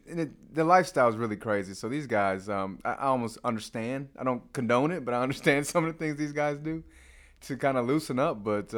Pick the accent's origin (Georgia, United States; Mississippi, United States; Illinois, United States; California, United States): Illinois, United States; Chicago; also born or lived in New York; So, I'm originally from Chicago. I went to Florida A&M to get my business degree.